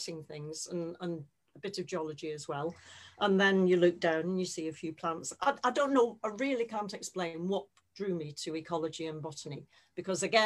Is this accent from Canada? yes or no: no; Bolton, North West England, United Kingdom; moved away as an adult; also born or lived in Kingston upon Thames; I'm from Bolton, just outside Manchester.